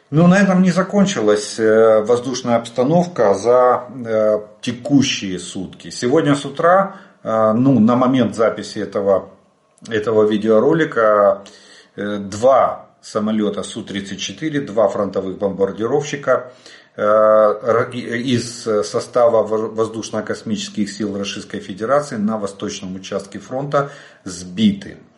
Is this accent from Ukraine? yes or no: yes; Ukraine; Добрый день, мы из Украины.